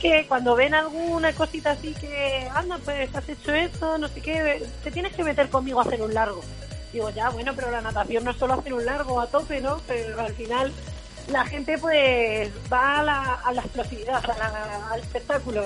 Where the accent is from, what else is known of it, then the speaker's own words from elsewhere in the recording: Valdepeñas, Castilla-La Mancha, Spain; en mi pueblo, que soy de Valdepeñas, de Ciudad Real